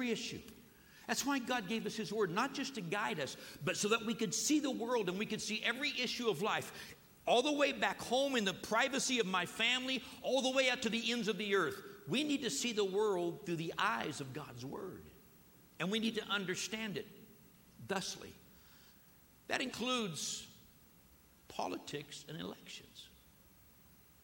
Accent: United States; I'm an American here

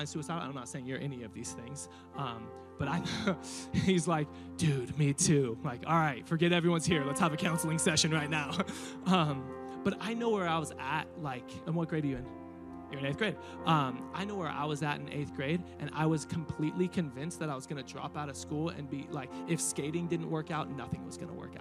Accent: Riverside, California, United States; now in Murrieta, United States; I never thought that I would leave Riverside. I never thought I would get out of my hometown

